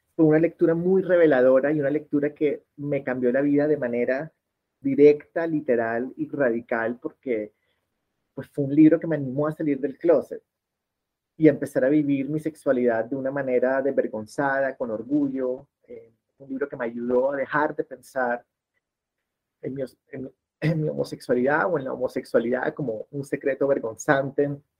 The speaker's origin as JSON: {"language": "Spanish", "town": "Barranquilla", "region": "Atlántico", "country": "Colombia", "moved": "yes", "lives_now": "Bogotá, Colombia", "said": "soy de Barranquilla, en la costa caribe colombiana, pero hace 23 años vivo en Bogotá"}